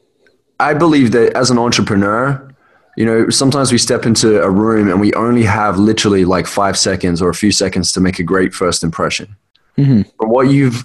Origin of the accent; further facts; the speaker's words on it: Australia; I'm Australian